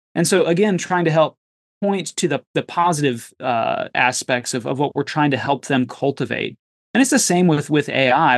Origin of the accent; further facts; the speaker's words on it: United States; as American Christians